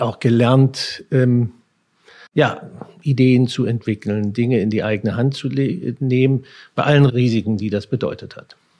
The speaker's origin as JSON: {"language": "German", "town": "Herrnhut", "region": "Saxony", "country": "Germany", "tie": "born or raised there", "moved": "as an adult", "lives_now": "New York, United States", "said": "von meinem Heimatort gut nach Polen reingucken"}